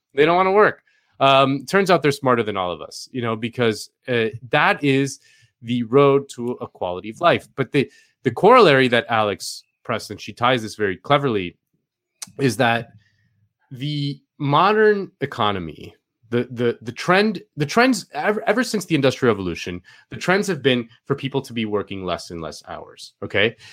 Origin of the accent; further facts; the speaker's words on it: Spain; moved away; I grew up in Spain